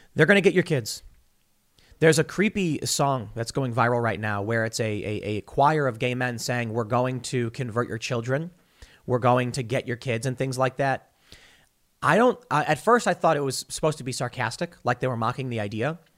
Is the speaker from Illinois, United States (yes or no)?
yes; Chicago, Illinois, United States; I'm from the South Side of Chicago